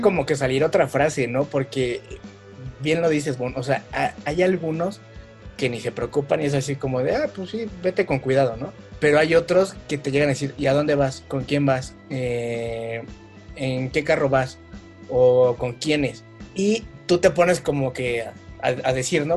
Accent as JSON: {"language": "Spanish", "country": "Mexico", "said": "como buenos mexicanos"}